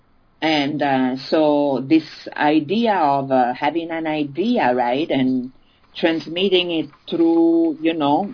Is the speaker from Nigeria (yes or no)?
no; Italy; born or raised there; also born or lived in France